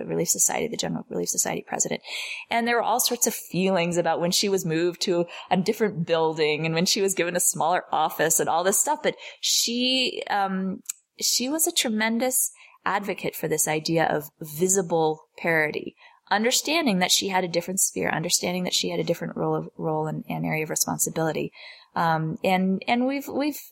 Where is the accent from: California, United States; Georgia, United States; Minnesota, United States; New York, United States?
New York, United States; New York City; growing up in New York City in the 80s with a professional working mother